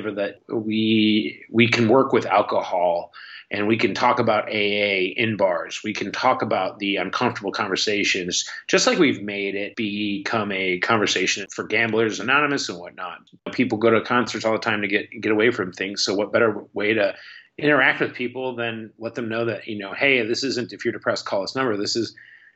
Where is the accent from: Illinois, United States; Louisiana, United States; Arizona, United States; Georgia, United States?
Illinois, United States; Chicago; I'm 35 now, but I grew up in the Chicago punk rock and hardcore scene.